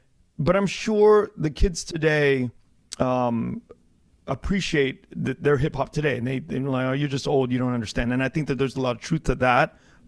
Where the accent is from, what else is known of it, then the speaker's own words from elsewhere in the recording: Southern California, United States; growing up on the West Coast, especially Southern California, there's a specific sort of ease to the life that we live here